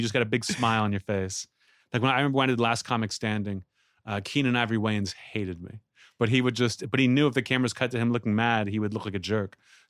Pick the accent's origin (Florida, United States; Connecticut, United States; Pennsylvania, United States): Pennsylvania, United States; Pittsburgh; moved away; They don't know I'm from Pittsburgh.